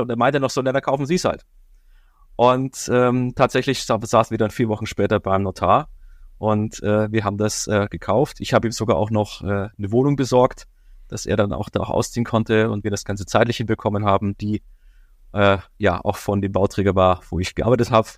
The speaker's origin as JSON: {"language": "German", "region": "Bavaria", "country": "Germany", "said": "jetzt komme ich ja aus Bayern"}